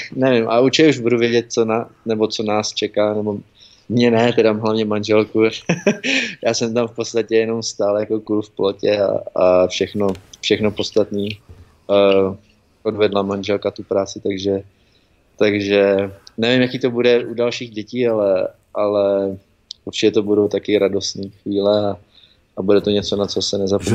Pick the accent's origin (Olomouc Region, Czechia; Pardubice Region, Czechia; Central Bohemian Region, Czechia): Pardubice Region, Czechia; Pardubice; moved away as an adult; now in United States; jsem z Pardubic narozený a, a i teďka tam trávím léta, co, když jezdím domů